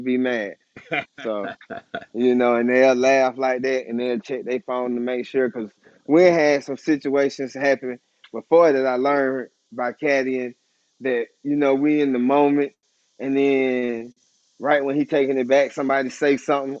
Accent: College Park, United States; Coming from where I come from College Park.

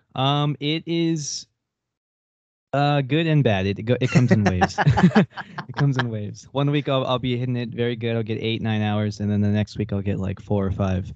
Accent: near Corpus Christi, South Texas, United States; moved away as an adult; now in Denton, United States; I grew up in South Texas

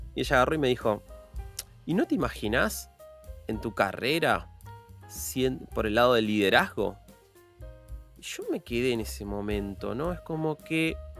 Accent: Buenos Aires, Argentina; yo soy de Buenos Aires, soy de Argentina

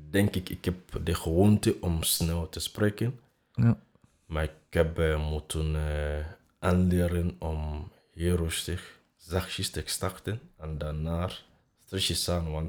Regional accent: Nigeria; accent: African; Dutch is a second language; now in Belgium; Ja, Nigeria te gaan

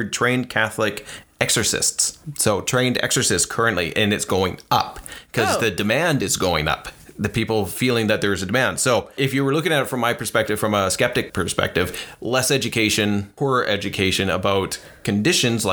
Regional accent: Canada; we're from Canada

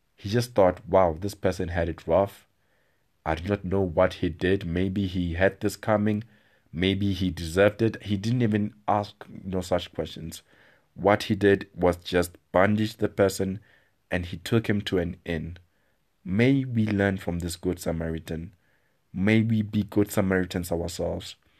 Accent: South Africa; I speak as a South African

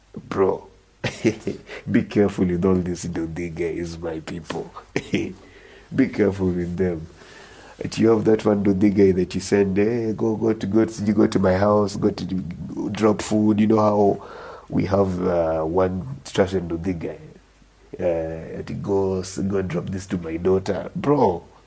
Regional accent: Homa Bay, Homa Bay County, Kenya; I grew up in Homa Bay

